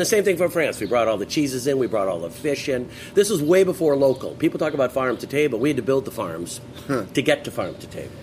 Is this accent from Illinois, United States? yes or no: no; Westchester County, New York, United States; now in Santa Monica, United States; I grew up on the East Coast. Ironically, Miles and I have a very similar background. We both grew up in Westchester County